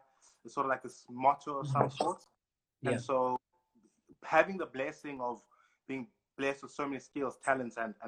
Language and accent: English; East London, Eastern Cape, South Africa; moved away as an adult; also born or lived in Stellenbosch; Born and raised in East London, colonially known as East London, but I call it Emonti. And spent about 18 years of my life there until I moved out to Stellenbosch University